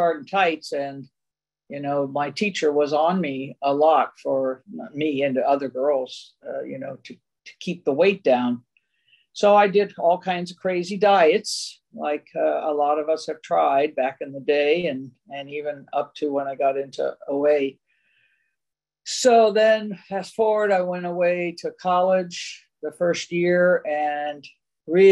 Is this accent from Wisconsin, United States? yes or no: no; Silver Spring, Maryland, United States; now in Walnut Creek, United States; We were raised in Silver Spring, Maryland.